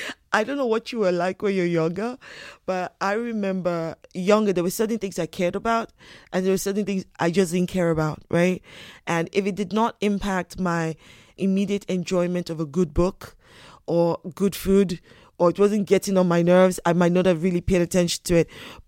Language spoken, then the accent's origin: English; United Kingdom; born there; also born or lived in United States; I was born here in the United Kingdom. My parents traveled a bit. We also lived in the States for a bit.